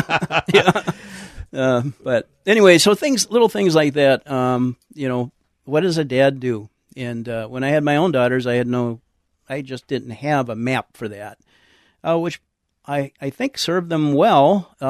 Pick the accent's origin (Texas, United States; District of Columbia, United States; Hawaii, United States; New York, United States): Texas, United States; San Antonio; I was raised in San Antonio and for the most part.